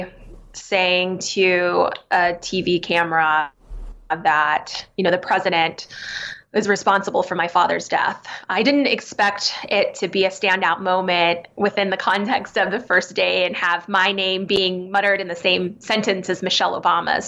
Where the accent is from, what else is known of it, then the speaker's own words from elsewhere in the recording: Arizona, United States; I grew up in Arizona